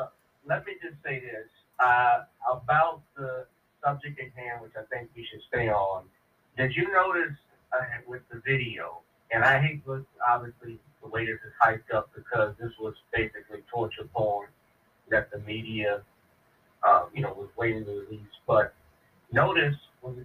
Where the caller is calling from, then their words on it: New Orleans, Louisiana, United States; from New Orleans.